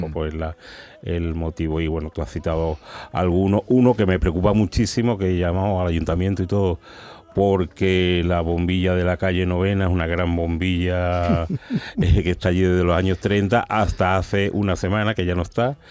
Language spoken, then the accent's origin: Spanish; San Fernando, Andalusia, Spain; now in Seville, Spain; Yo soy de San Fernando, aunque vivo en Sevilla